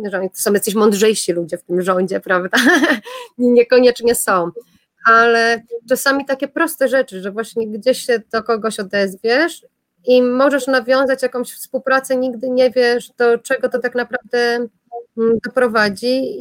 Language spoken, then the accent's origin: Polish; Poland; accent: Polish; moved away; ja jestem z Polski